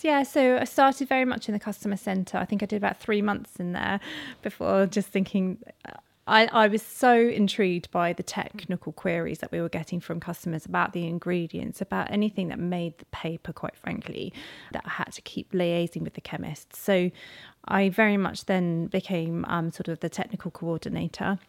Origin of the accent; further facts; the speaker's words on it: Carisbrooke, South East England, United Kingdom; we grew up on the outskirts of Carisbrooke, um, in this bloody rural, um, location